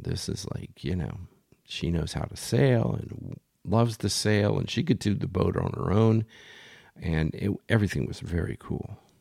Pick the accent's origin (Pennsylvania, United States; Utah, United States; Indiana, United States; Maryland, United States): Pennsylvania, United States; Philadelphia; moved away; also born or lived in Bay Village, Ohio; I grew up in Philly, and, um, we don't do shy in Philly